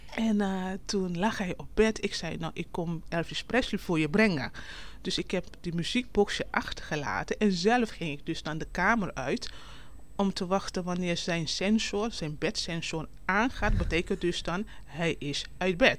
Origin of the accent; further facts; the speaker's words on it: Curaçao; moved away as an adult; now in Netherlands; Ik kom oorspronkelijk uit Curaçao